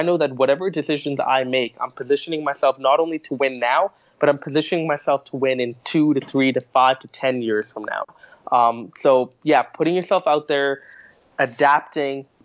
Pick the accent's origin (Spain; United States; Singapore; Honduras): Singapore; now in Canada; I was born in Singapore in a cutthroat environment, a competitive environment